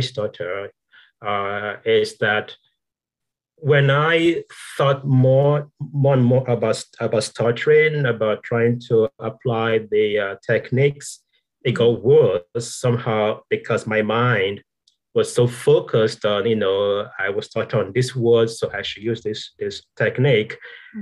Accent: Nigeria; moved away; there is a way in Nigeria, some sounds that we don't emphasize.

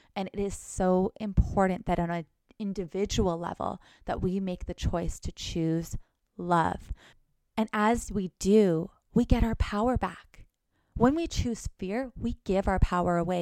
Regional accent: Thunder Bay, Ontario, Canada; now in Los Angeles, United States; go back home to Canada go to my little small town, Thunder Bay

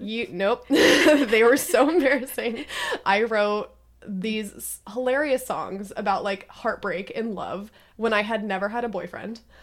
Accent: Redmond, Washington, United States; I was born and raised in Washington

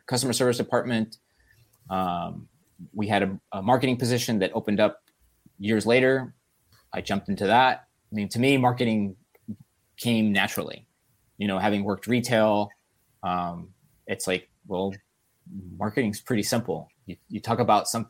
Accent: Los Angeles, California, United States; I grew up in Los Angeles

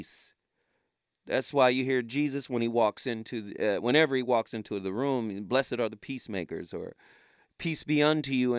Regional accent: Chattanooga, Tennessee, United States; I'm from Chattanooga

